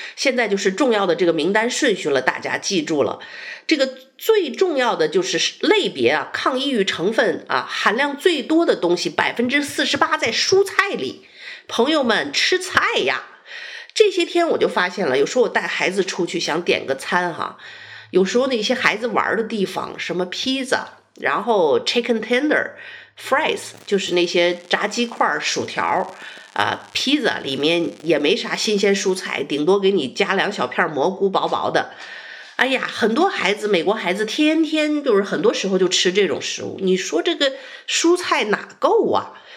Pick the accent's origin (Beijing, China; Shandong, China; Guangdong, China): Beijing, China; now in Texas, United States; 我们北京人吃那个涮羊肉